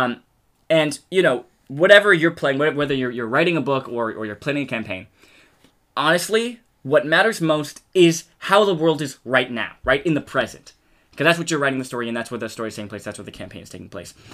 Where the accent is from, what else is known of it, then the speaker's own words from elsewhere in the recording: United States; accent: American; speaking American accent